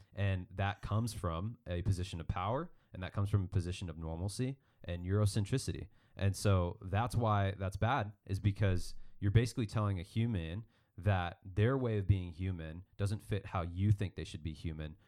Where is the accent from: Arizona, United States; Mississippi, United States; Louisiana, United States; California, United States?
Arizona, United States; Mesa; growing up in Northeast Mesa, Arizona